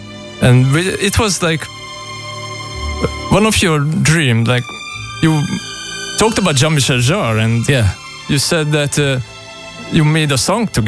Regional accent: Budapest, Hungary; I came from Budapest.

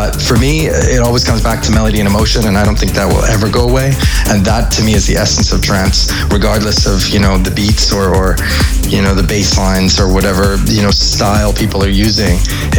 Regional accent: Canada; also born or lived in United Kingdom / United States; now in Amsterdam, Netherlands; But I'm, you know, I'm British by birth. I would say Canadian by how I was raised. But for now, Amsterdam.

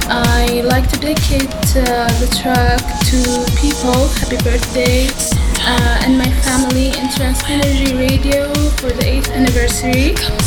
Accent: Saudi Arabia; I'm from Saudi Arabia.

